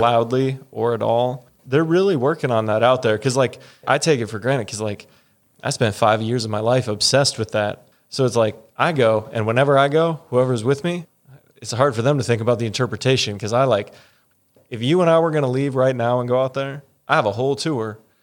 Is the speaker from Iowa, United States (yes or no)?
yes; Pella, Iowa, United States; also born or lived in Forest City, Iowa / Mason City, Iowa; I was in Pella for most of my childhood. I was there like second grade through high school